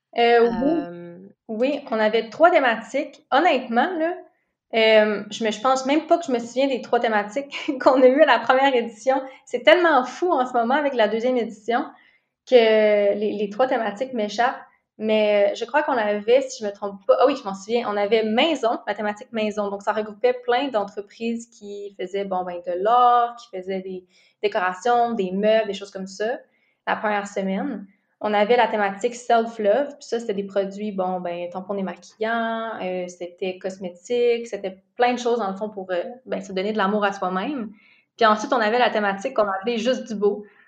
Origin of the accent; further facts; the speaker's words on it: Gatineau, Quebec, Canada; now in Montreal, Canada; Je viens, en fait, je viens de Gatineau